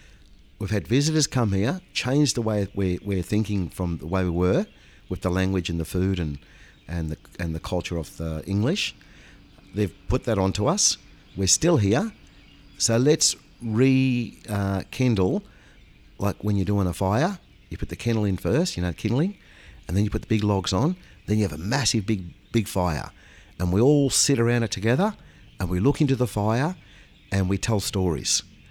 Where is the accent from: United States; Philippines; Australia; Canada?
Australia; We're all Australian people, and this is our culture.